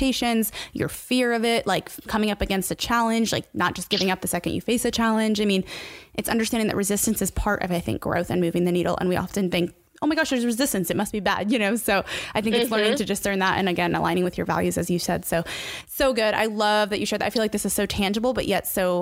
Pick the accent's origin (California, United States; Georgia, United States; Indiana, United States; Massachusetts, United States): Indiana, United States; I'm from Indiana